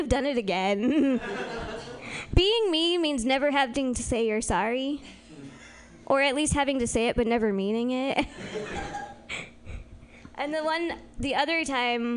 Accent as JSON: {"language": "English", "town": "Healdsburg", "region": "California", "country": "United States", "said": "I'm from Healdsburg"}